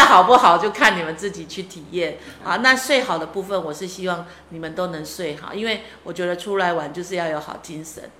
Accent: Hualien County, Taiwan; 我是台湾人，汉族，汉族

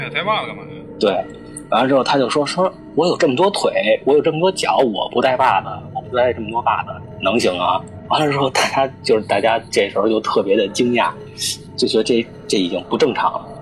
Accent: Beijing, China; also born or lived in family hometown (unnamed); 在北京打架，然后被我妈发配到我们老家

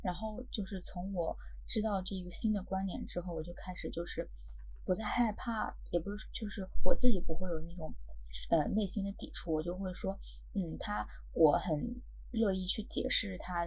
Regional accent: China; moved away; 那我是大陆人

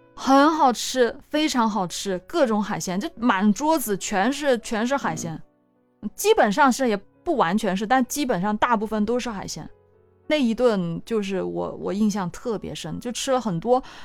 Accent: Guangdong, China; 我真的是土生土长的广东人

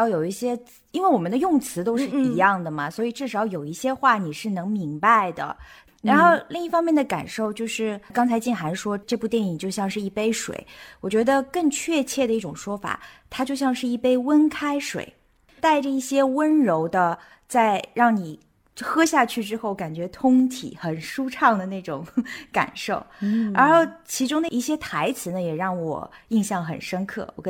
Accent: Amsterdam, North Holland, Netherlands

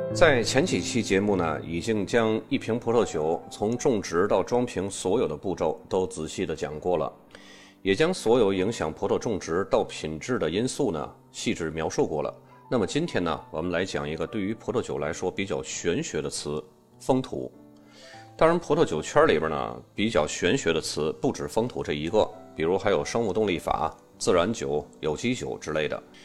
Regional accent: China; 我们中国人

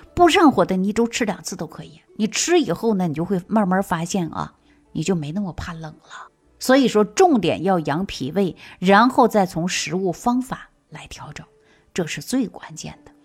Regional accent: Northeast China, China; now in Shaanxi, China; 我本身是东北人，啊，我常年大部分时间都在陕西

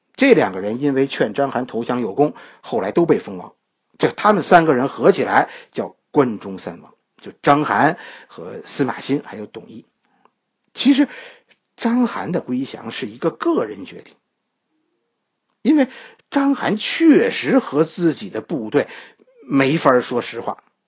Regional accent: China; 我们今天的中国人

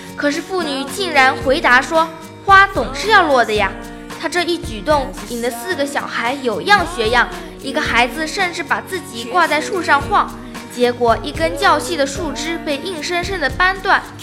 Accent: China; 香港人民更是把我们大陆人当成强盗和流氓

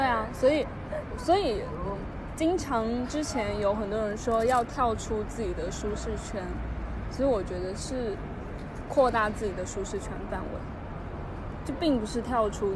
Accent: China; 我们中国人

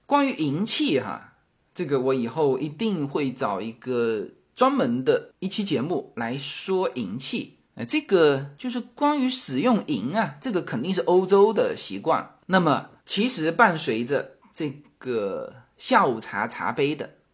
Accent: Fujian, China; now in United States; 在我们福建人眼里

